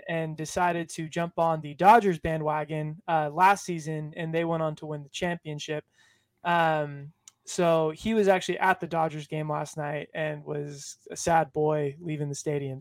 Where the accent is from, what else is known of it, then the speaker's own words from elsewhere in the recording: Southern California, United States; I'm from Southern California, where traveling thirty miles can take two hours